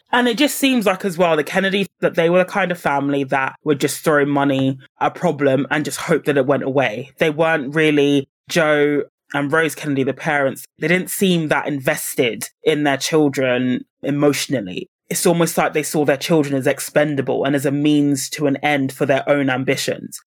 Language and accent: English; United Kingdom; I say this as a Brit